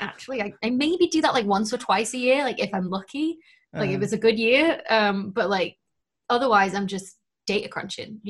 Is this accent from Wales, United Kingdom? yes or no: no; Lancashire, North West England, United Kingdom; I'm from Lancashire